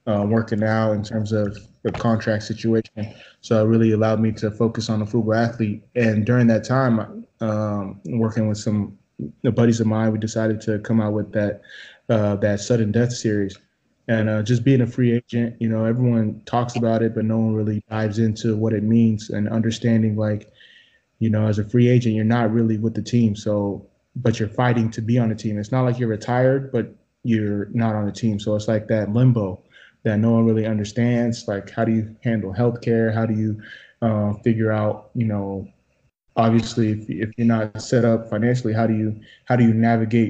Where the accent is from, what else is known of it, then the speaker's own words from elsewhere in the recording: Sacramento, California, United States; moved away as an adult; now in Austin, United States; Sacramento, my hometown